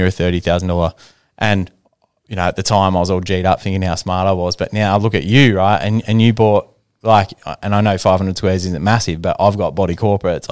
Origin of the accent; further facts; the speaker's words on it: Ballarat, Victoria, Australia; my group of friends that I grew up with in Ballarat